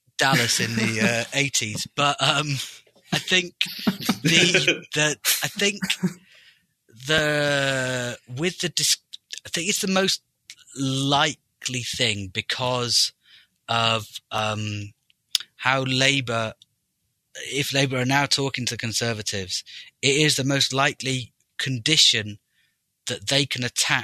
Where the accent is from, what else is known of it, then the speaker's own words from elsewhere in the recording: Anglesey, northwest Wales, United Kingdom; moved away; I'm Welsh. Wales, I'm from northwest Wales, a place called Anglesey